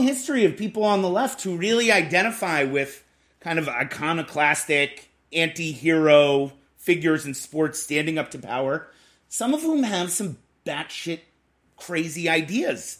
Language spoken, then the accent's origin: English; Boston, Massachusetts, United States; I'm from Boston